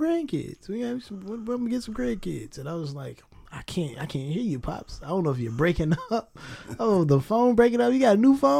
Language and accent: English; Hopkins Park, Illinois, United States; no, I'm from Hopkins Park, Illinois.